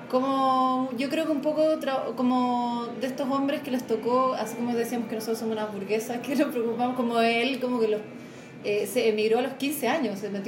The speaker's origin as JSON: {"language": "Spanish", "country": "Chile", "tie": "born or raised there", "also_born_or_lived": "Argentina", "said": "Entonces era como Argentina era como un lugar nomás, ¿cachai? Entonces como... Pero la llegada a Chile igual fue acuática. ¿Qué edad tenías cuando llegaste a Chile? Seis, seis años."}